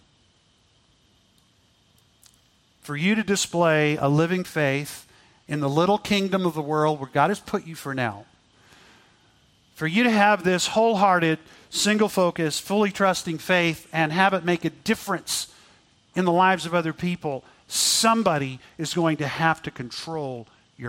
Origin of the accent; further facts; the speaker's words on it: Texas, United States; I grew up in Texas, so I got to ride quite a bit and enjoy riding horses